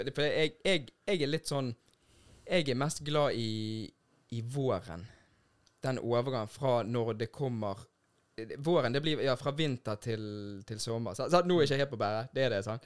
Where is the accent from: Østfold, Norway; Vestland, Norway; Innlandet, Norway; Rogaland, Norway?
Vestland, Norway; Bergen; sånn vi bergensere. Vi sitter pris på når det regner